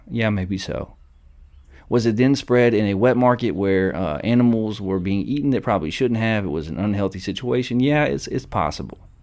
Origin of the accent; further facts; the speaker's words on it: Alabama, United States; accent: Southern twang; I know I'm from Alabama. I talk with a little bit of a Southern twang